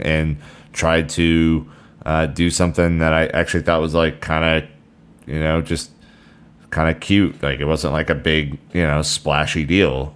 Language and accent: English; United States; as an American